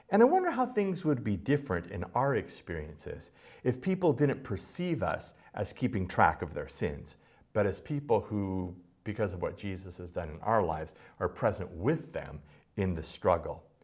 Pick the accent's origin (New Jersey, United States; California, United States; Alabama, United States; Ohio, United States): California, United States; Los Angeles; Because I'm from Los Angeles and most agricultural metaphors are a stretch for me.